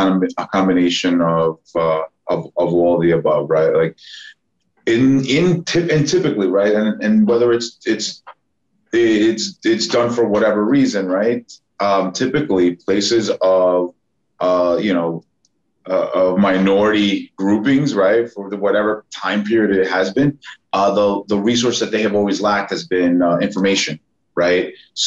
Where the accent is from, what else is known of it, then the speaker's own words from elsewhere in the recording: Hempstead, New York, United States; also born or lived in Uniondale, New York / Massapequa, New York; when I grew up in Hempstead and Uniondale and stuff like that, right? The access to things that we had there was very different than when I moved to Massapequa